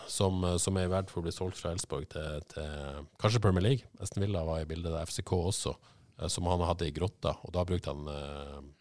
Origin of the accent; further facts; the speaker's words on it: Haugesund, Rogaland, Norway; jeg spilte jo litt med, med Dion i oppveksten på Eterfjellbanen uh, i Haugesund.